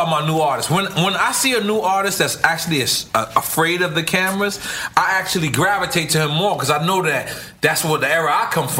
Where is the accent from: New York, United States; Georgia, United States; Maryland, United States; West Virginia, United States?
New York, United States; moved away; I'm from New York, born and raised.